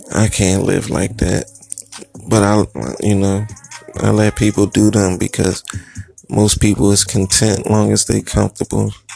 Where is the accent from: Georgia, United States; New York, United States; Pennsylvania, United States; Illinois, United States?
Pennsylvania, United States; Philadelphia; I'm from Philly